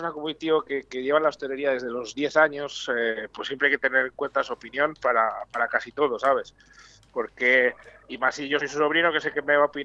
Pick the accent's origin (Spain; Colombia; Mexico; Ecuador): Spain; Bamba, Castile and León; also born or lived in Valladolid; es mi pueblo donde no he nacido porque ya en mi época nacíamos en Valladolid, pero me he criado toda la vida y hasta hace un año que marché de allí, vamos. Te debo todo a Bamba.